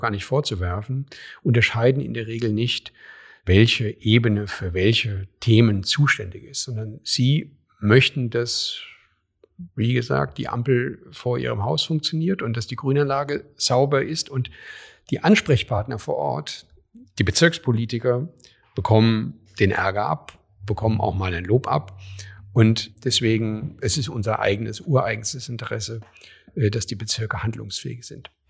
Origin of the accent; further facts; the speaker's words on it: a small town in Hesse, Germany; moved away as an adult; also born or lived in Köpenick, Berlin / Schöneweide, Berlin; now in Berlin, Germany; da wo ich herkomme, in meiner hessischen Kleinstadt